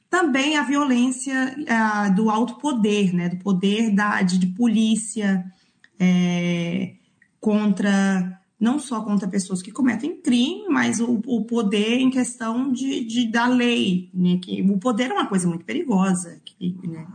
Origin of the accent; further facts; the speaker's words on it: Belo Horizonte, Minas Gerais, Brazil; moved away as an adult; also born or lived in Nanuque, Minas Gerais; now in New Zealand; Eu sou de, nasci no interior de Minas, e Nanuque, mas criei, fui criada em Belo Horizonte